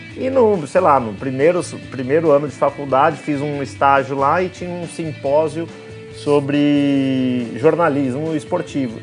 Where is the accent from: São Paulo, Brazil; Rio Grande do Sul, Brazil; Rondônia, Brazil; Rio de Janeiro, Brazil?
São Paulo, Brazil; interior of; sou do, do interior de São Paulo